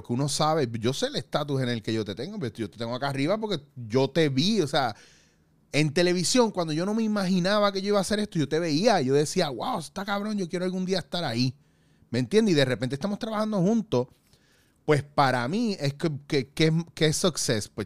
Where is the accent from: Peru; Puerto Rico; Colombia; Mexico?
Puerto Rico; now in Spain